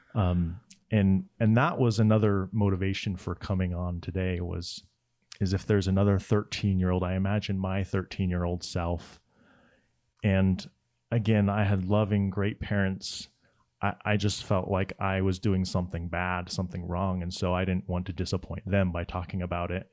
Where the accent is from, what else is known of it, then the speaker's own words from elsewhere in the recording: Laie, Hawaii, United States; I grew up in La Hie, Hawaii, which is on the north shore of the island of Oahu